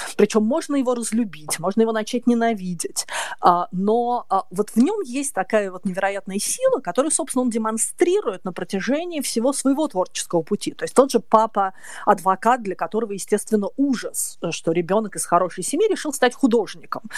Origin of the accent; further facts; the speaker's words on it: Moscow, Russia; я девочка из Москвы с косичками